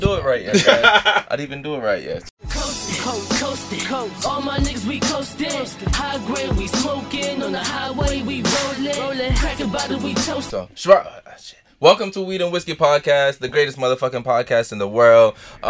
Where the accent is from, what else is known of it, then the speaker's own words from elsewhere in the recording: Jamaica; now in United States; So right now we're repping Connecticut, but originally I'm from Jamaica.